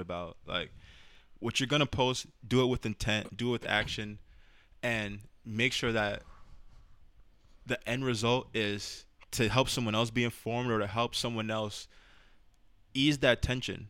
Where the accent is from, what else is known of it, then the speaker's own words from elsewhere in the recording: New York City, New York, United States; I'm from the Bronx